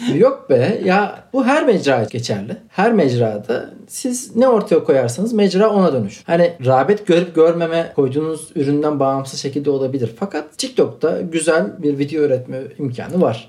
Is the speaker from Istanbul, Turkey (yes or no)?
no; Akçadağ, Malatya, Turkey; Malatyalıyım ben, Akçadağlıyım